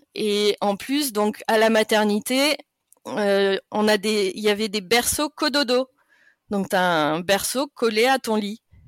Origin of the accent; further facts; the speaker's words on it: France; moved away as an adult; now in Germany; chez nous, en France